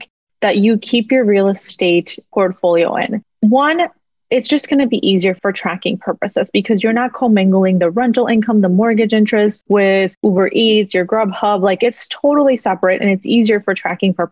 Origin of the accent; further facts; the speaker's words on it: Mexico; now in United States; I was born in Mexico, born and raised in Mexico